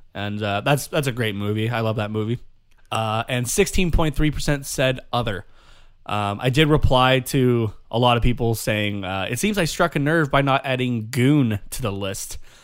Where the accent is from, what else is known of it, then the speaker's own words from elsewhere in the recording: Canada; first language English; us being Canadian